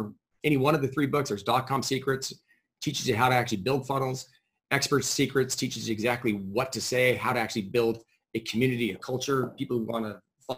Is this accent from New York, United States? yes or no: no; San Diego, California, United States; now in Boise, United States; San Diego.